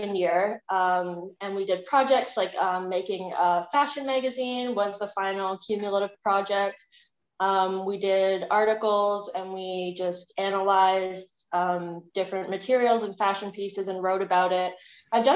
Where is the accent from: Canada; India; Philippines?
Canada; Brampton, Ontario; also born or lived in London, Ontario; growing up in Brampton